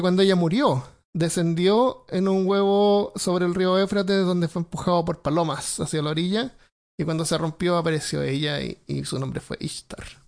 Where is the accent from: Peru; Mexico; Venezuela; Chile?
Chile; Santiago, Santiago Metropolitan Region; moved away; yo me crié en Santiago y no, no, es una ciudad.